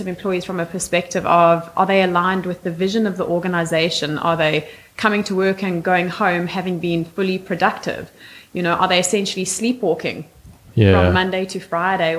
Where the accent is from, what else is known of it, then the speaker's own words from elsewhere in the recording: South Africa; I was born and raised in South Africa